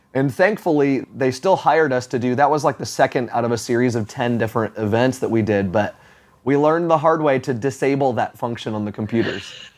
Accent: Florida, United States; now in Atlanta, United States; I grew up in Florida

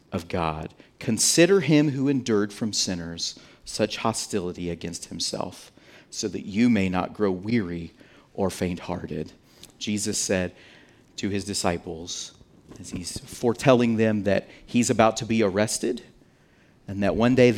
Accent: United States; we're American

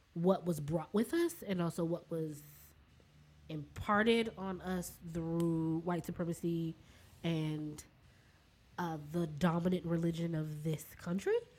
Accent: Washington, District of Columbia, United States; I'm from D.C. proper. Proper. I was born and mm-hmm. raised here. Born in Washington Hospital Center

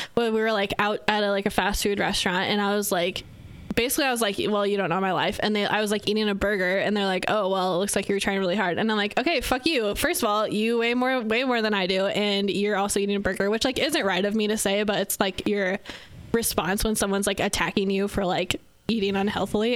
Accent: Northwest Iowa, United States; I am from Northwest Iowa

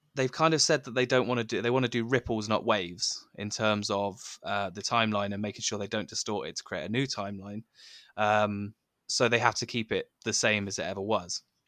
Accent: United Kingdom; I'm, I'm British

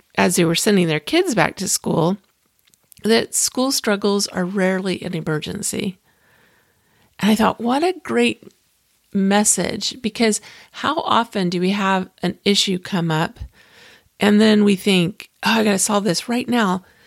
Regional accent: Clearwater, Florida, United States; I grew up in Clearwater, Florida

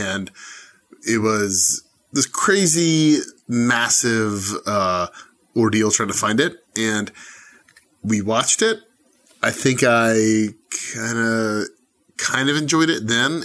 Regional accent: Atlanta, Georgia, United States; I'm from Atlanta

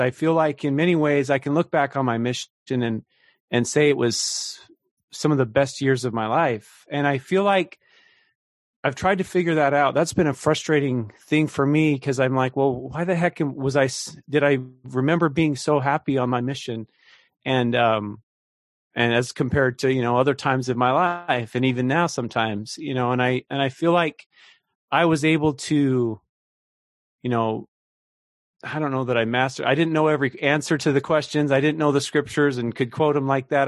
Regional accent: Idaho, United States; now in Kansas City, United States; I grew up out in Idaho

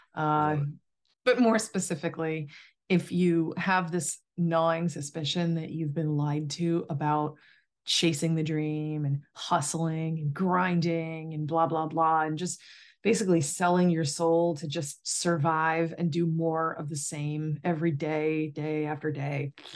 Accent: Massachusetts, United States; I grew up in Massachusetts

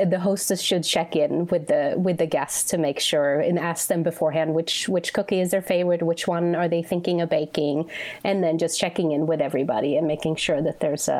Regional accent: Sweden; now in United States; Well, I think back home, so when I was growing up, and well, still too, but the winters are very long.

